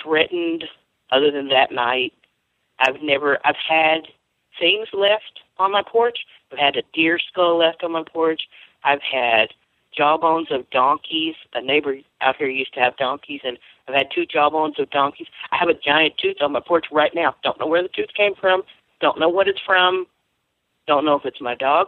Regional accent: Louisiana, United States; I grew up in Louisiana. We grew up hearing Bigfoot stories a lot

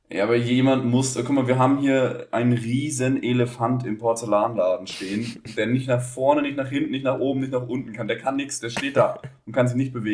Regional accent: Baden-Württemberg, Germany; accent: Black Forest; von meinem tiefsten schwarzwälderischen Dialekt, den ich ja schon immer praktiziere

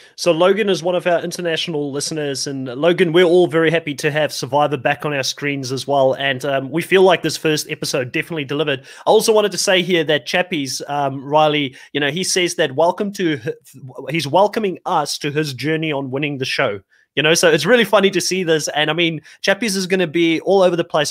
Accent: South Africa; being a South African myself

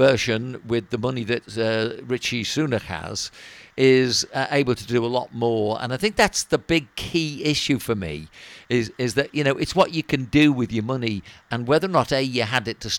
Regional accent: Wirral, North West England, United Kingdom; we come from Wirral

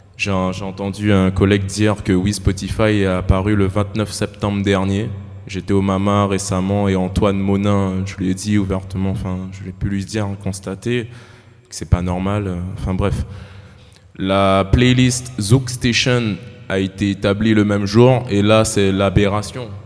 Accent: French Guiana; Moi, je viens de la Guyane

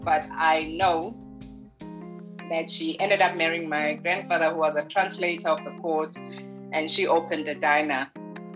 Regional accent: Margate, KwaZulu-Natal, South Africa; we were growing up in Margate, which is in the South Coast

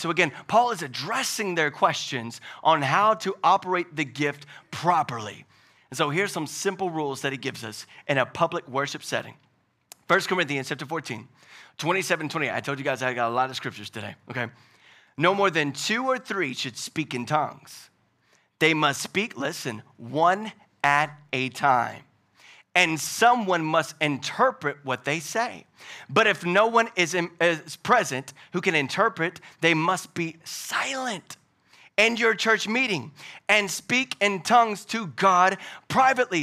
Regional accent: Louisiana, United States; now in Hickory, United States; I'm from Louisiana, but I'm not from down south

